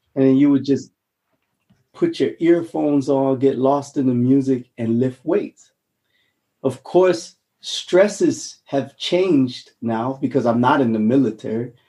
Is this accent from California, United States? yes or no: no; Honolulu, Hawaii, United States; now in Germany; I'm I'm from Hawaii, Honolulu, a little rock mm. called Aha, Oahu